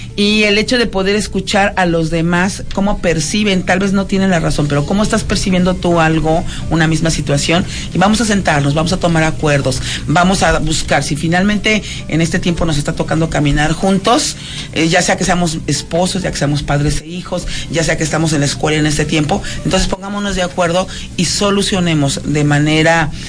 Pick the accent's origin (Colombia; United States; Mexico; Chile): Mexico; Mexico City; De la Ciudad de México, de la amada Ciudad de México